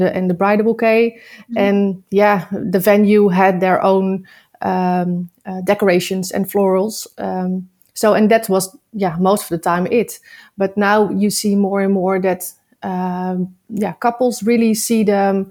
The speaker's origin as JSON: {"language": "English", "town": "Nieuwkoop", "region": "South Holland", "country": "Netherlands", "said": "I'm from Nieuwkoop, a very small town in the center between all the big cities."}